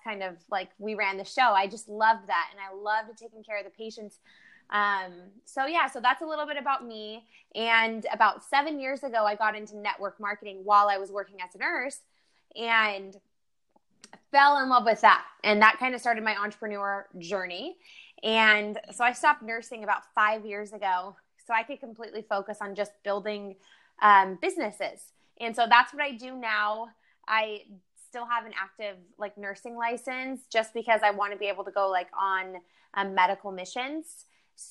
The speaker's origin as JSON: {"language": "English", "town": "Bakersfield", "region": "California", "country": "United States", "tie": "born or raised there", "said": "I grew up in Bakersfield, California, which is like the Central Valley of California"}